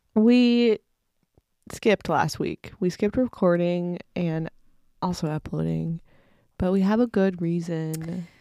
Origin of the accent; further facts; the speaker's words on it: Indiana, United States; I grew up in Indiana